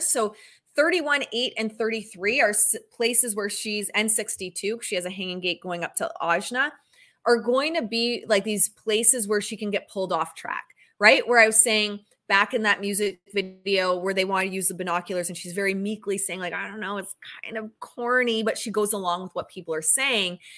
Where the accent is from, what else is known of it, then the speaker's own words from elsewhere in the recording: Canada; I'm Canadian